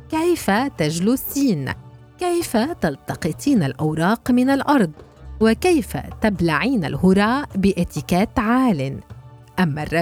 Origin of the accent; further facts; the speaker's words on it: Syria; now in Berlin, Germany; كفلسطينية سورية تعيش في برلين